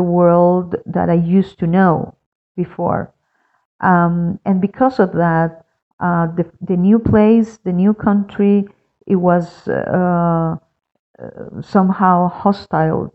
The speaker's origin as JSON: {"language": "English", "town": "Caracas", "region": "Capital District", "country": "Venezuela", "tie": "born or raised there", "moved": "as an adult", "lives_now": "Quito, Ecuador", "said": "I am from Caracas, Venezuela, and I have been living for 7 years now in Quito, Ecuador."}